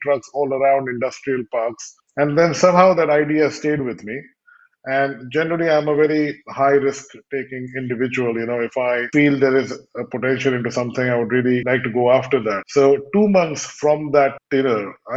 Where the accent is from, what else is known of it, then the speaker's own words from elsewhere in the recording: India; moved away as an adult; also born or lived in United Kingdom / Edinburgh / London / Los Angeles; I was brought up primarily in India with a few years, in the UK, then finished my higher education in the UK